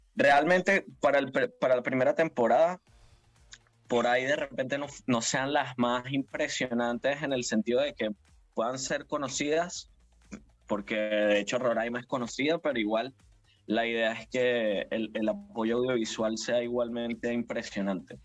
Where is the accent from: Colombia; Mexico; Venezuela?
Venezuela; somos venezolanos y estamos en nuestro país